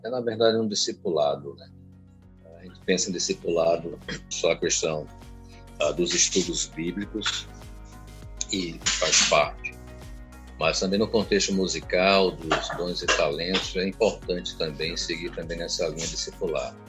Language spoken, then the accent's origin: Portuguese; Recife, Pernambuco, Brazil; moved away as an adult; also born or lived in Olinda; now in Aracaju, Brazil; A parte musical, ela nasceu ainda na Recife, aos 15 anos de idade. Eu fazia conservatório e aos 20 anos eu vim para cá